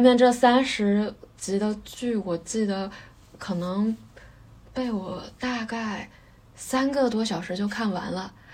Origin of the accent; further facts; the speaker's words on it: China; moved away as an adult; 然后再飞回我老家